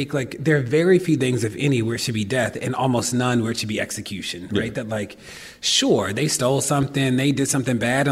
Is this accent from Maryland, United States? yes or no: yes; Baltimore, Maryland, United States; I'm from Baltimore